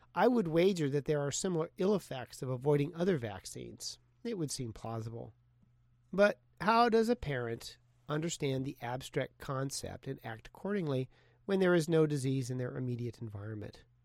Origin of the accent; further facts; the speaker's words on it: Portland, Oregon, United States; my hometown, Portland